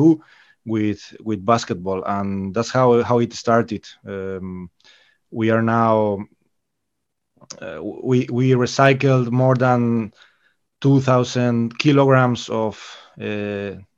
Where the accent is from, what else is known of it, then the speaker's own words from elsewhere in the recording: Galicia, Spain; I am from Galicia, so the sea here is a passion